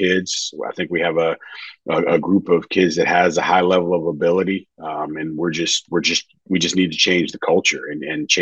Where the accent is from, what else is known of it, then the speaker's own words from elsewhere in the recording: St. Louis, Missouri, United States; I'm from St. Louis, big Cardinals